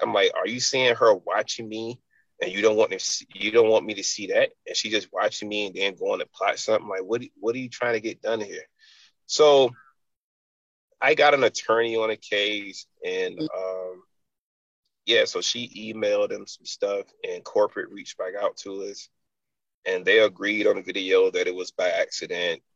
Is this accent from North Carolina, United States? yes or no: yes; Enfield, North Carolina, United States; moved away; also born or lived in Raleigh/Wake Forest, North Carolina; I'm from a little town called Enfield.